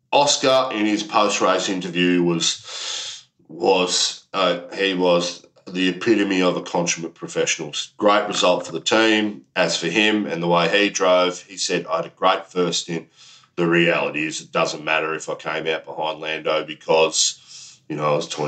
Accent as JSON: {"language": "English", "country": "Australia", "said": "as an Aussie, I'm building up that rivalry just like the Ashes."}